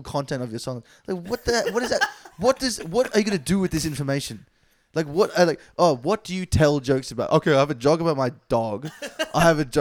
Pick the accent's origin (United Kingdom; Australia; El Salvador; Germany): Australia; I'm an Indian Australian